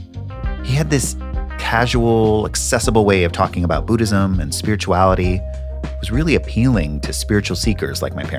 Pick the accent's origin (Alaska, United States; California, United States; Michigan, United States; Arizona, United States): California, United States; Northern; I was a 15-year-old kid living in Northern California with my parents